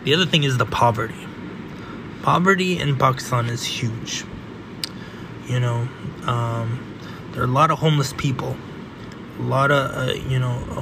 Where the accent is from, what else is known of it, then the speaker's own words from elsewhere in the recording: California, United States; I grew up in California, the very end of the West of the United States